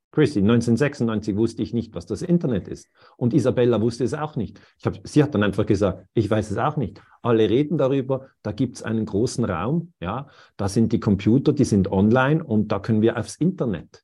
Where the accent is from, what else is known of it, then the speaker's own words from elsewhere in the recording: Switzerland; ich bin Schweizer